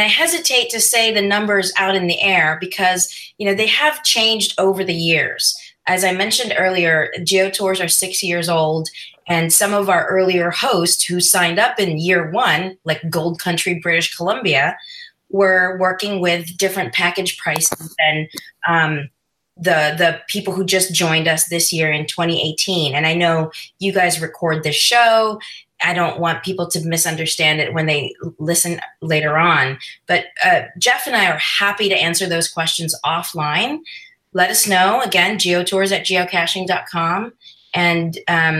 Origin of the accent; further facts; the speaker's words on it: Philippines; moved away; I'm from the Philippines